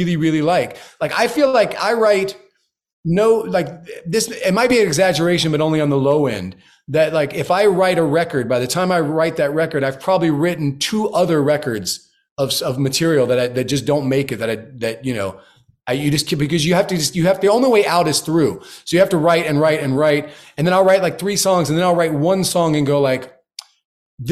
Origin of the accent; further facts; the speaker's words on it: Florida, United States; I grew up in Florida, so I know it well